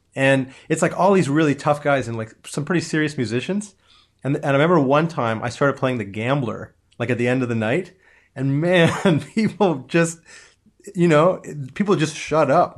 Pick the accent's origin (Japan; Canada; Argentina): Canada; Toronto, Ontario; I grew up in Toronto